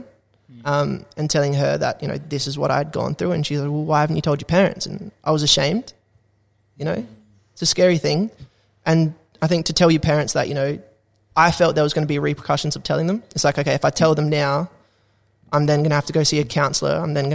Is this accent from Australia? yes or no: yes; Australia; also born or lived in Canada / New Zealand; being an Aussie